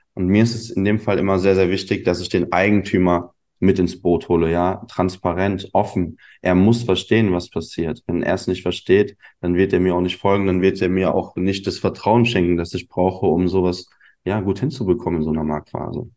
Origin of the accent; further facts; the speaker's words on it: Neuwied, Rhineland-Palatinate, Germany; also born or lived in Munich; Ich bin ursprünglich aus Neuwied. Ja, das ist eine kleine Stadt, zehn Kilometer entfernt von Koblenz. Bin hier groß geworden